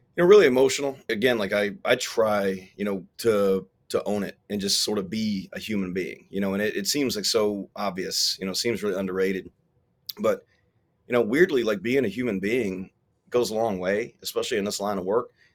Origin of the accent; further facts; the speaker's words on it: South Carolina, United States; growing up poor in South Carolina